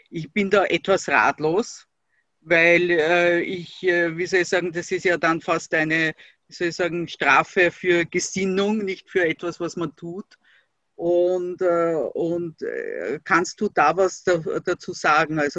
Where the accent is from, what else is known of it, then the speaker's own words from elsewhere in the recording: Austria; das ist äh, bei uns in Österreich, du hast das natürlich mitgekriegt, wird äh, das, was als politisches Schlagwort, also der politische Islam genannt wird, äh, einfach mit der Muslimbruderschaft äh, identifiziert